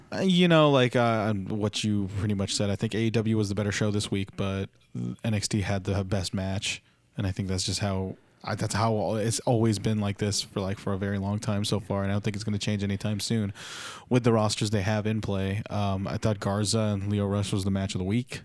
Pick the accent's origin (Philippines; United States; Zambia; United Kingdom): Philippines; As a Filipino